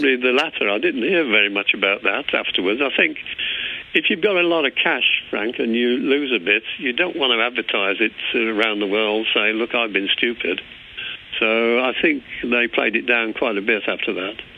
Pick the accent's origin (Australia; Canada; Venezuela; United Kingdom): United Kingdom; England; moved away as an adult; also born or lived in Northern Ireland; as an Englishman, it's very difficult for me to hide my accent.